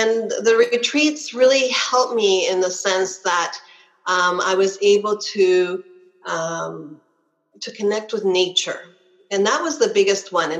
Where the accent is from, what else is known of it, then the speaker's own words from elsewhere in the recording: Canada; I'm Canadian.